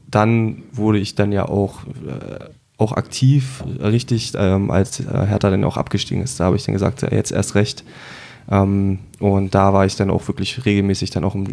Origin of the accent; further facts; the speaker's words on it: Berlin, Germany; Ich bin ebenfalls aus Berlin, ein Exil-Hatana jetzt äh, hier im Rhein-Main-Gebiet seit zwei Jahren, auf den Tag genau heute. Ähm, aufgewachsen bin ich in Tempelhof im äh, schönen äh